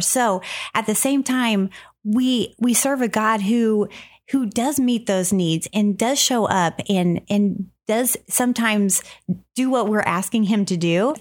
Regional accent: Jefferson City, Missouri, United States; we grew up in Jefferson City, Missouri, and we are sisters

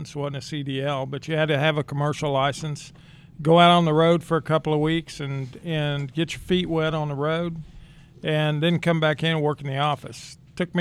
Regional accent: Kansas, United States; now in Texas, United States; Originally, I'm from Kansas.

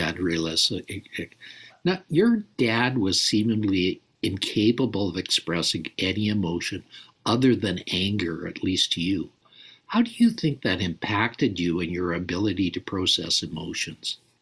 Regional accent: Calgary, Alberta, Canada; when I was a boy, I grew up in Calgary, Alberta, Canada

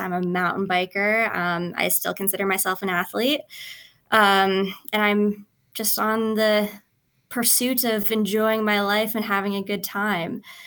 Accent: Edmonton, Alberta, Canada; I'm Canadian, um, and I am from Edmonton, Alberta

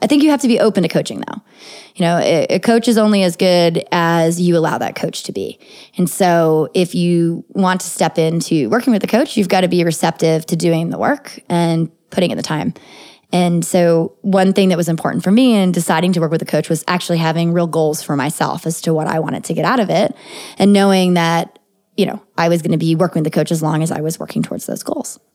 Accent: United States; I'm an American citizen and I was born here in the United States

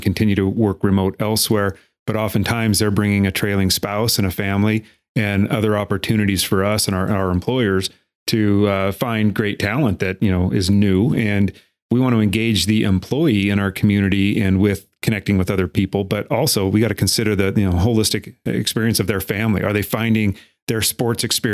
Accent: Miles City, Montana, United States; also born or lived in Florida / California; now in Billings, United States; I personally wasn't born or raised in Billings. I was born in Miles City

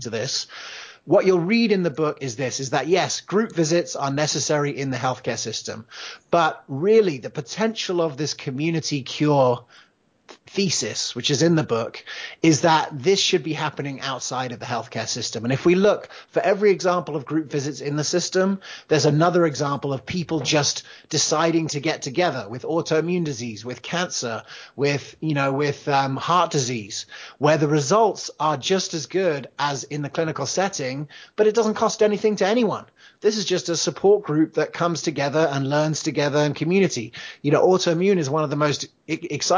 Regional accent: England, United Kingdom; also born or lived in United States; You could probably tell from my accent. I grew up in England

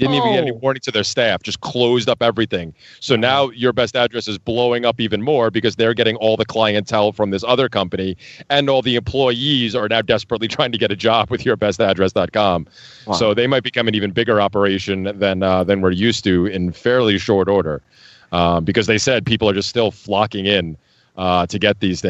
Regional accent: New York, United States; moved away as an adult; I grew up near New York City

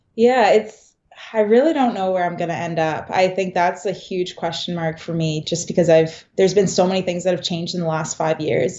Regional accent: Canada; moved away as an adult; also born or lived in Kingston / London, Ontario; now in Boston, United States; myself from Canada

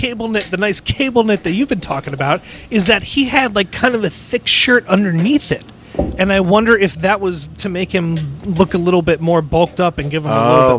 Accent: Connecticut, United States; I grew up in Connecticut

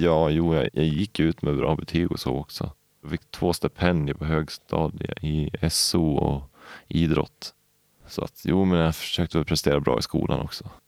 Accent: Valbo, Gävleborg County, Sweden; also born or lived in Upplands Väsby / Knivsta / Årsunda; vi flyttade till Valbo mellan Gävle och Sandviken. Och där bodde vi i tio år

